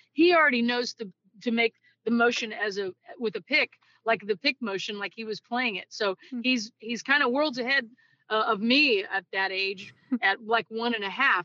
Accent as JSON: {"language": "English", "town": "Greentop", "region": "Missouri", "country": "United States", "tie": "born or raised there", "also_born_or_lived": "Kirksville, Missouri / Lake of the Ozarks, Missouri"}